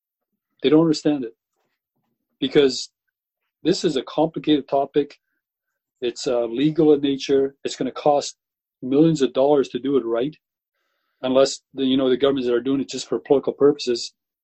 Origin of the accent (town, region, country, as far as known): British Columbia, Canada